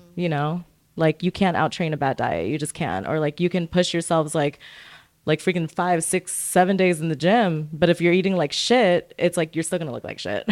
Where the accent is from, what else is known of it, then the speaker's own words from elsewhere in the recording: Santa Fe, New Mexico, United States; also born or lived in Orange County, California / West Covina, California / Lancaster, California; now in Long Beach, United States; I was born in Santa Fe, New Mexico.